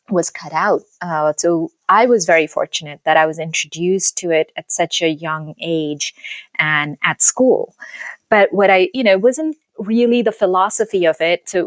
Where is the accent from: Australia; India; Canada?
India; also born or lived in Calcutta; now in New York, United States; So I was born and raised in India. I grew up in all over, actually. I was born in Calcutta, and my father was in the army.